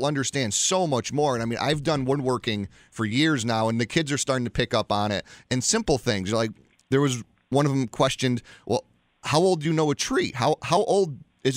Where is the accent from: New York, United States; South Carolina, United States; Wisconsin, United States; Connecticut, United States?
Connecticut, United States; growing up in Connecticut